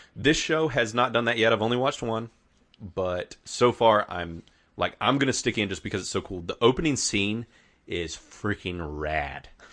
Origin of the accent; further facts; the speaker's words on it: the South, United States; We are from the South